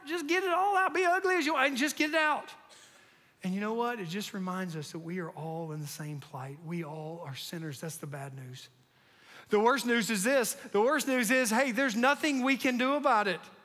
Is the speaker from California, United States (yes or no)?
no; North Carolina, United States; I grew up in North Carolina